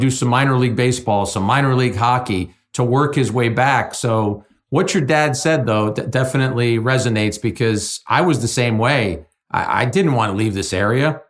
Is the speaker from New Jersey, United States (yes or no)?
yes; Jersey City, New Jersey, United States; a city kid growing up in Jersey City